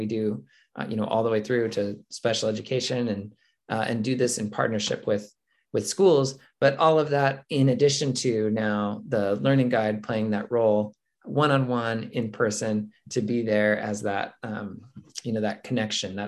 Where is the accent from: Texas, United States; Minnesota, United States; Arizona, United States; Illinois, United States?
Arizona, United States; Mesa; moved back to my hometown of Mesa, Arizona